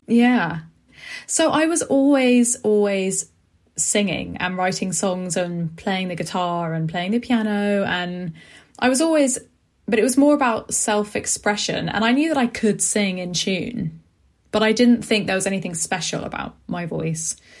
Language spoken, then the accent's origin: English; London, United Kingdom; I grew up in West London in a place called Acton